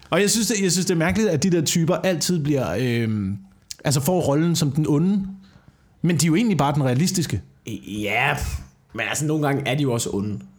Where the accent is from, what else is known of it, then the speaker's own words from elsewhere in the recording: Slagelse, Zealand, Denmark; det er ikke kun i Jylland, det er det samme i øh, Slagelsesområdet, hvor jeg kommer fra.